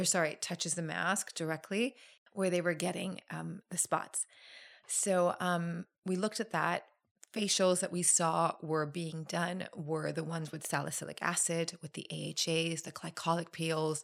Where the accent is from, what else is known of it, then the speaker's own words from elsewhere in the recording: Thailand; I'm from Thailand